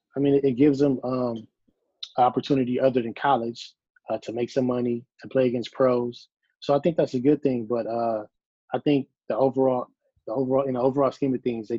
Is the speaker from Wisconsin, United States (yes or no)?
no; Compton, California, United States; Well, growing up in Compton, it was drive-bys all the time.